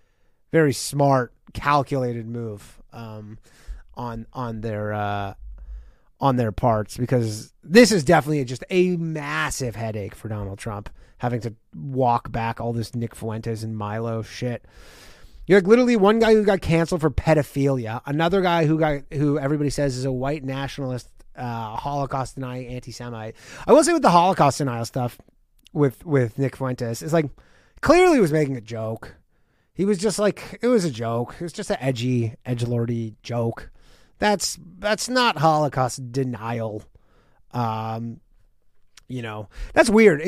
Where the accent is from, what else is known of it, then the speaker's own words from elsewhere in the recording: Canada; my home country of Canada